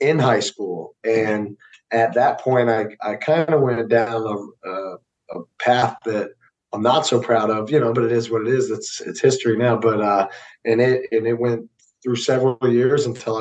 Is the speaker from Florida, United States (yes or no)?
yes; Fort Lauderdale, Florida, United States; also born or lived in St. Augustine, Florida; I'm originally from South Florida, like Fort Lauderdale area